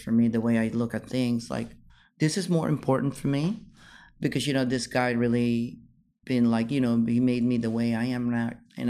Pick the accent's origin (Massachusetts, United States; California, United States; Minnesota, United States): California, United States; And then they like it because I was from California.